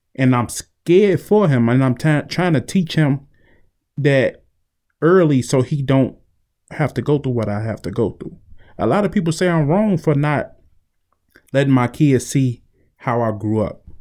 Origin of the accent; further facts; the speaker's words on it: Chicago, Illinois, United States; growing up in Chicago made me who I am today.